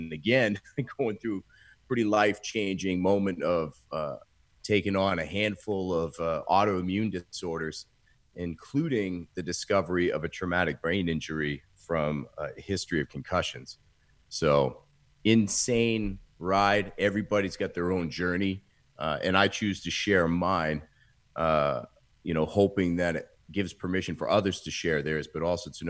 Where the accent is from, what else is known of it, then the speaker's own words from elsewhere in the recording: Maine, United States; moved away as an adult; now in Austin, United States; So pretty much born and raised in Maine, and now here in Austin, Texas for the past 14 years now.